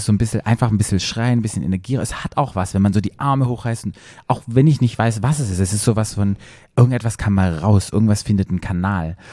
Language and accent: German; Black Forest, Baden-Württemberg, Germany; moved away; ich komme ja aus dem Dorf aus dem Schwarzwald